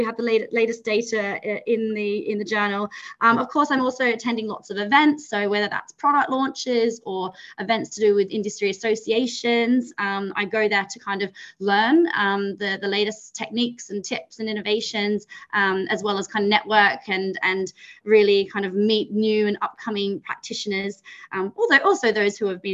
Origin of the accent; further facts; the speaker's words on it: Australia; moved away as an adult; also born or lived in New Zealand (ancestry); now in London, United Kingdom; I'm from Australia originally